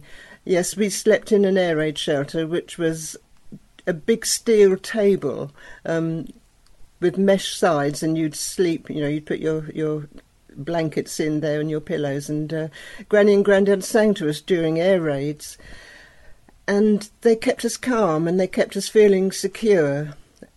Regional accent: Hastings, South East England, United Kingdom; I grew up in Hastings in East Sussex, which was originally a fishing village

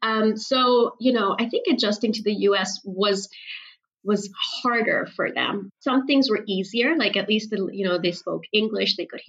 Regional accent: Karachi, Sindh, Pakistan; English is a second language; I spent a huge chunk of my childhood growing up in Karachi

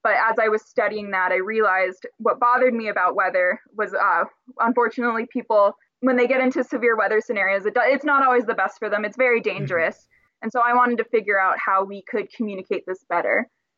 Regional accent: Burbank, California, United States; We're from Burbank, which has Warner Brothers right there.

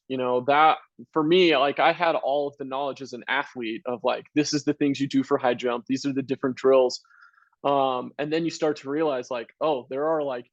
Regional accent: Vancouver, Washington, United States; moved away; also born or lived in Utah; I grew up in Vancouver, Washington

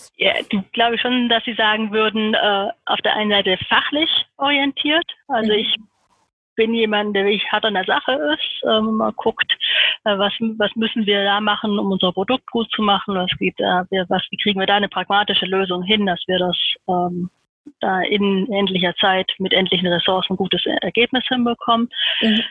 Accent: Heidelberg, Baden-Württemberg, Germany; ich bin in Heidelberg geboren

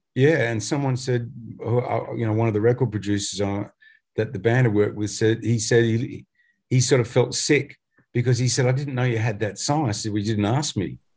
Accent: Australia; we're from Australia

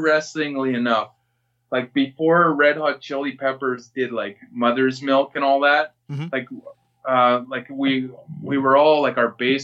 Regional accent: Regina, Saskatchewan, Canada; I'm from the North End of Regina

